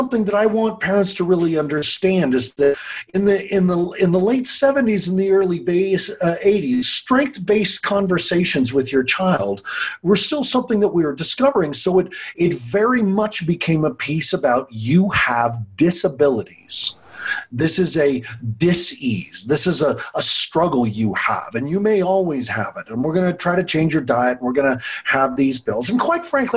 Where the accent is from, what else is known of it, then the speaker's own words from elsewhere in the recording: Longmont, Colorado, United States; my hometown of Longmont